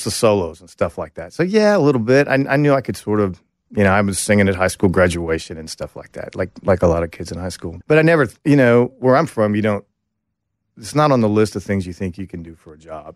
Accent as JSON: {"language": "English", "region": "Oklahoma", "country": "United States", "tie": "born or raised there", "also_born_or_lived": "Texas", "moved": "as an adult", "said": "I went to college in Texas, and I grew up in Oklahoma"}